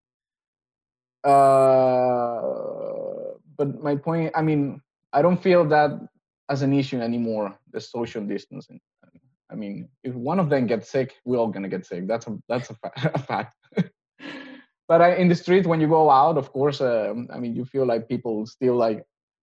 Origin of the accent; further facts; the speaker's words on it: Venezuela; now in Denmark; I'm from Venezuela, but I have family in Colombia as well.